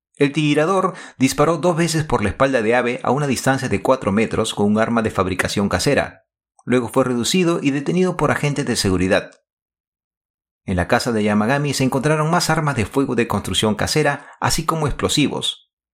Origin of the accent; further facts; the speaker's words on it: Lima, Peru; now in Japan; En mi época de estudiante colegial, tuve la oportunidad de compartir aulas con Miguel Otaque, en ese entonces Colegio Nacional de Varones Federico Villarreal en Miraflores, Lima, Perú